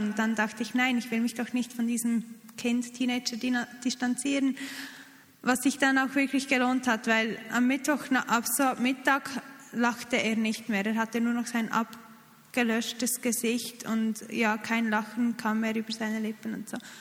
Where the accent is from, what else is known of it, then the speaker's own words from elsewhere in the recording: Switzerland; als Schweizer Team